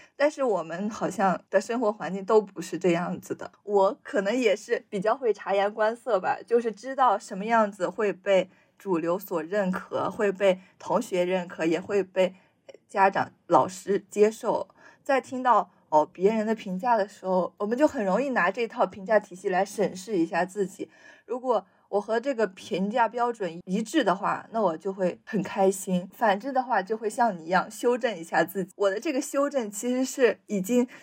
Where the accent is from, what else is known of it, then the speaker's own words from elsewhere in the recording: Shanxi, China; accent: Shanxi accent; first language Chinese; 咱俩本身 说话都有一些山西味儿